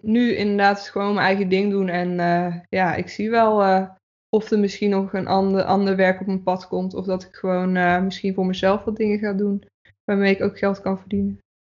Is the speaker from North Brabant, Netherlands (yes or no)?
yes; Breda, North Brabant, Netherlands; moved away as an adult; also born or lived in Zeist / Utrecht; now in Houten, Netherlands; ik ben opgegroeid in Breda. Daar heb ik tot mijn achttiende gewoond.